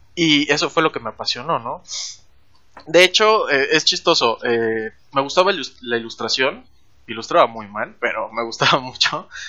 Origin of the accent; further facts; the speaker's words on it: Chetumal, Quintana Roo, Mexico; yo nací en la capital porque piensan que Cancún es la capital, pero no, ahora viene aquí la idea de que Chetumal es la capital. Yo nací ahí